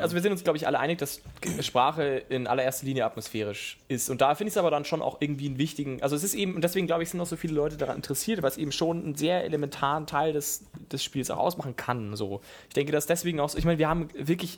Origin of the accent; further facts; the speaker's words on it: Southern Germany, Germany; ich als bin ja Süddeutscher